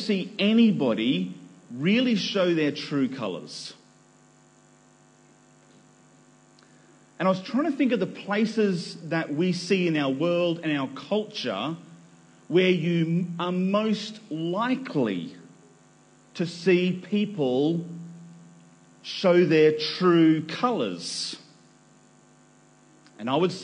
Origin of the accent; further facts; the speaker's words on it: Nambour, Queensland, Australia; moved away; also born or lived in New South Wales; I was born in Nambour on the Sunshine Coast in the great state of Queensland